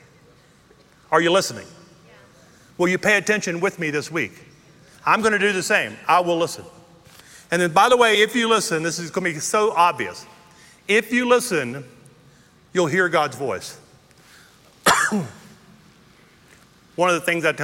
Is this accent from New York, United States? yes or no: no; Louisiana, United States; moved away as an adult; also born or lived in Texas; now in Colorado, United States; I'm from Louisiana